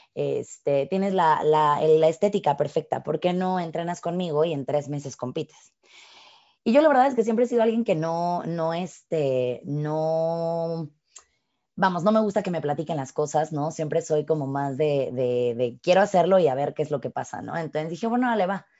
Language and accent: Spanish; Mexico; soy mexicana